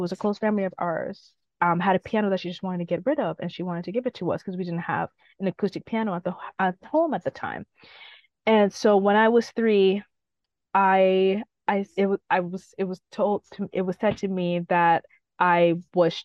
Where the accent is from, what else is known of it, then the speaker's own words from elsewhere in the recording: Guelph, Ontario, Canada; also born or lived in Huntsville, Ontario; the next town that I ended up growing up in, which is Guelph. So I was born in Huntsville and then moved to Guelph when I was like around close to 5, 6